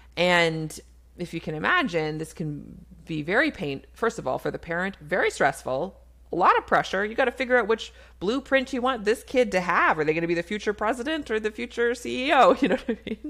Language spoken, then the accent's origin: English; Canada; I'm a Canadian family physician